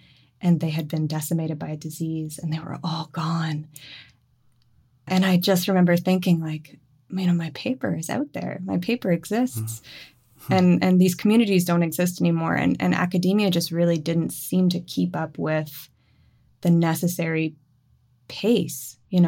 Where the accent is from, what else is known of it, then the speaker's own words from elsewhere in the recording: Moncton, New Brunswick, Canada; My family is in Moncton. So we grew up in and around Moncton, and I've spent loads of time in St. John.